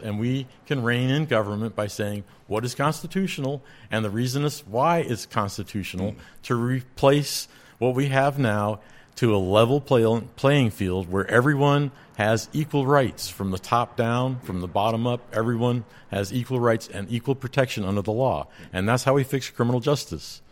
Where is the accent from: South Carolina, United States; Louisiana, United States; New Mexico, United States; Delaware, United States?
New Mexico, United States; Roswell; now in Georgia, United States; I was born in Roswell, New Mexico